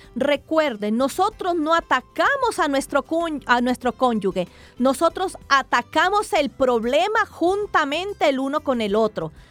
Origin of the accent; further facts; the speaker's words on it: Mexico; now in Colombia; yo soy mexicana